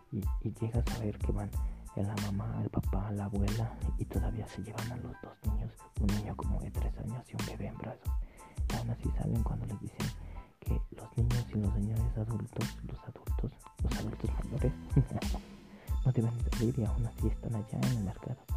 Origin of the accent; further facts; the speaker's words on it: Mexico; nosotros los mexicanos, y me incluyo, porque pues nací aquí en México